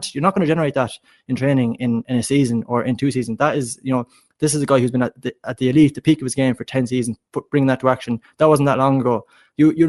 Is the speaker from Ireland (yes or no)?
yes; Galway, Connacht, Ireland; I grew up in Galway